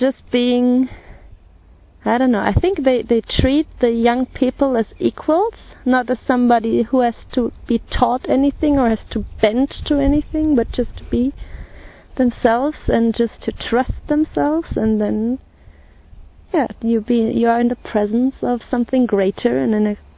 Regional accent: Germany; I'm from Germany, I'm 32 years old

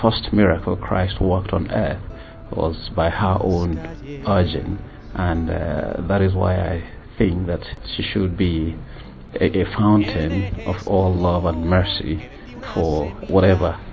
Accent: Lagos, Nigeria; I'm from Lagos, Nigeria.

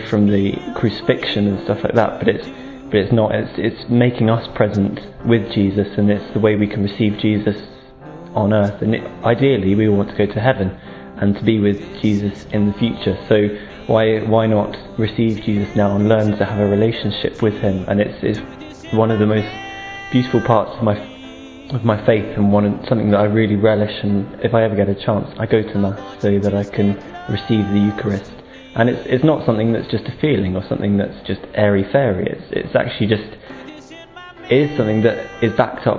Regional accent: England, United Kingdom; I'm 20 years old and I'm from England

